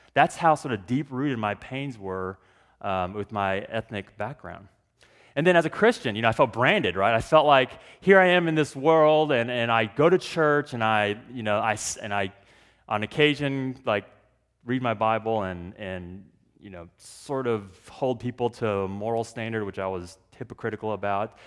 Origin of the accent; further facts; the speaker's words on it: Dallas, Texas, United States; I grew up in Texas, born and raised in Texas